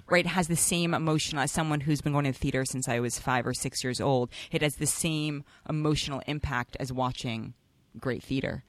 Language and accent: English; New York City, New York, United States; growing up in Manhattan